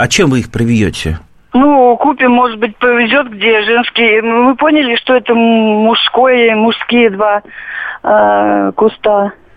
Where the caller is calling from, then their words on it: Tver, Tver Oblast, Russia; Я звоню из Твери